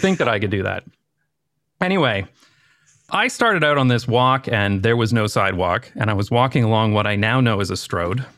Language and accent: English; London, Ontario, Canada; moved away as an adult; now in Amsterdam, Netherlands; I grew up in a town in, uh, Canada called London, uh, London, Ontario